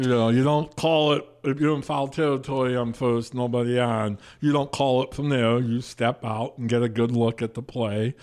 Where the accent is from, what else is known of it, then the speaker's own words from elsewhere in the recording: New Hampton, Iowa, United States; I'm from New Hampton.